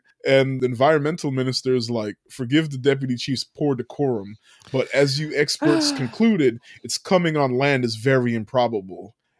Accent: Japan; we're from Japan where we can comment on, not really comment, but like have a weighted comment on

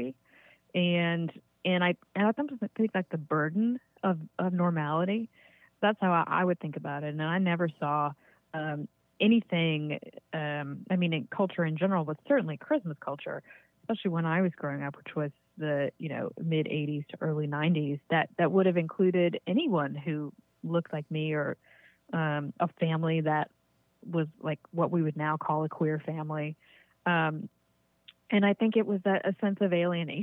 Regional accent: Virginia, United States; moved away as an adult; also born or lived in Western Massachusetts; now in Massachusetts, United States; I grew up in Virginia

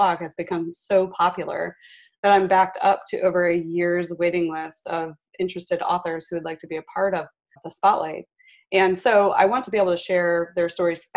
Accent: Midwest, United States; we're both from the Midwest

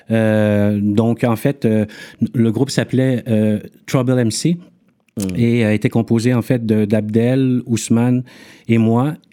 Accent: Montreal, Quebec, Canada; also born or lived in Yaoundé, Cameroon; Je suis né à, je suis né à Yaoundé, {S1} qui est la capitale du Cameroun. Mhm. {S3} À l'âge de deux ans, j'ai déménagé à Montréal-Nord avec mes parents.

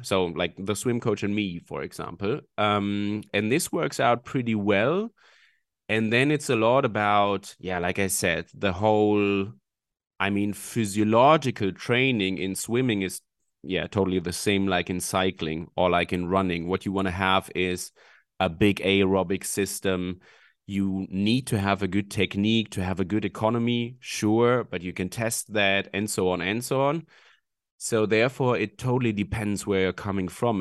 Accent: Hamburg, Germany; I'm from Hamburg in Germany

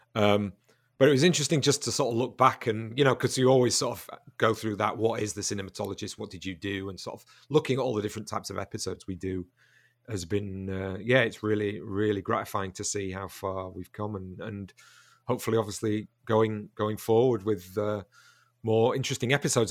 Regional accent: the north of England, United Kingdom; now in Brighton, United Kingdom; I'm from the north of England originally

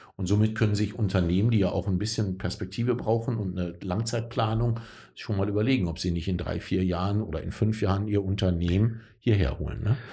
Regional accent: North Rhine-Westphalia, Germany; ich bin in Nordrhein-Westfalen groß geworden

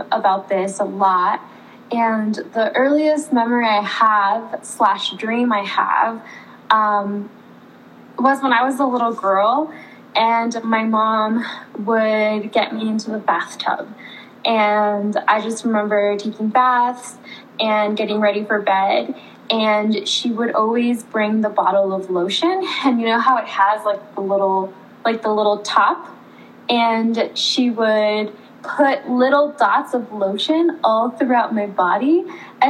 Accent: Raleigh, North Carolina, United States; also born or lived in Oxnard, California / Mexico; I grew up in Raleigh, North Carolina, and my family comes through California, where I was born, in Oxnard, California

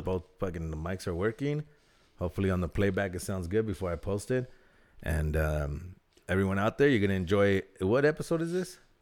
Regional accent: Southern California, United States; I'm from SoCal.

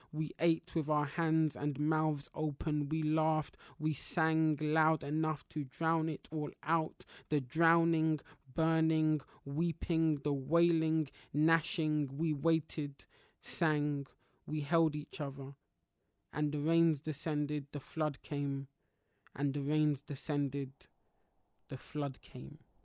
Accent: London, United Kingdom; growing up in Black parts of London

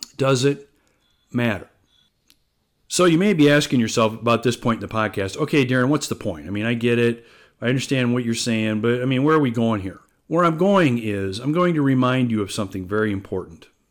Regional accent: Algona, Iowa, United States; I grew up in small town Iowa. I'm originally from Algona, uh, which is a small town in north central Iowa.

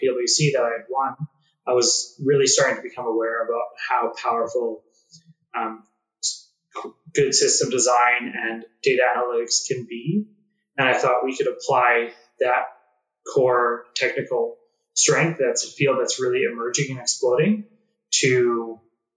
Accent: Calgary, Alberta, Canada; also born or lived in Nepal; I grew up in Calgary, Alberta

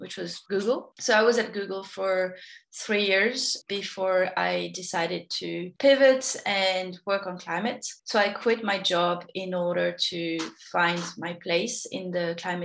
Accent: Paris, Île-de-France, France; moved away as an adult; also born or lived in Sydney; now in Australia; I've been living in Australia for 10 years, but I grew up in Paris

